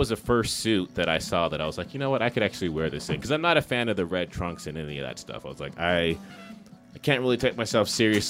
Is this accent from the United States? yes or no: yes; Los Angeles, California, United States; No, I'm from Los Angeles. Seattle is just somewhere that I've always wanted to live and experience.